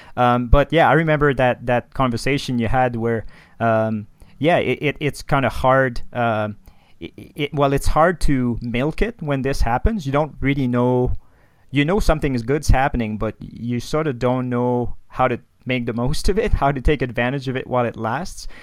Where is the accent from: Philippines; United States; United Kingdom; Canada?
Canada; Quebec City, Quebec; first language French; English is a second language; now in Banff, Canada; I'm from Quebec City originally.